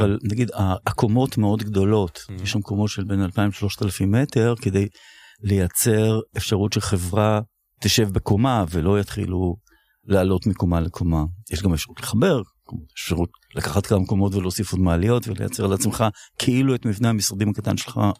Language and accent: Hebrew; Tel Aviv, Tel Aviv District, Israel; אני גדלתי בתל אביב